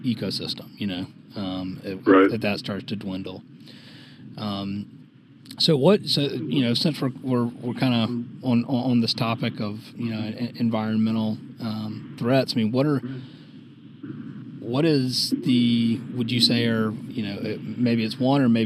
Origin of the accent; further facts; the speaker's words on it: Savannah, Georgia, United States; moved away as an adult; now in Charleston, United States; I was born and raised in Savannah and live in Charleston